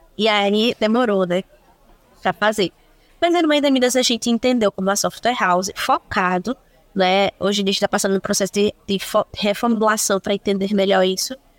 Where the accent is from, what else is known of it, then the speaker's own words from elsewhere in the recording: Recife, Pernambuco, Brazil; sou de Recife, estou e pretendo permanecer por mais algum tempo